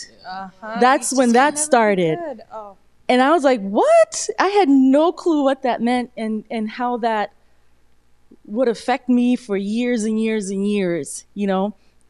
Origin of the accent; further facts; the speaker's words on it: United States; born there; as a black woman in America, you know, and I was born in America